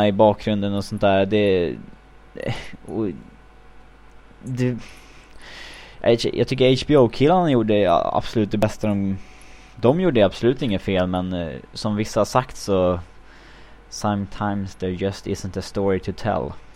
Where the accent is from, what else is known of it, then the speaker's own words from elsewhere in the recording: Sweden; moved away; för tio år sedan hemma i Sverige, det var liksom, som hockeyintresserad grabb